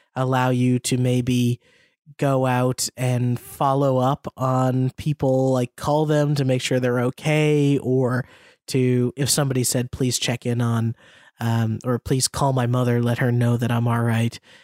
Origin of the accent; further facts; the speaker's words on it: United States; as an American